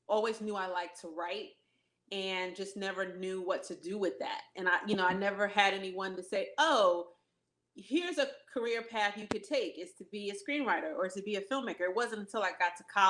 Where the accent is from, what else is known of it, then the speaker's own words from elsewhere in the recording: New Jersey, United States; moved away as an adult; now in Los Angeles, United States; I'm from the East Coast. Like, I'm from Jersey.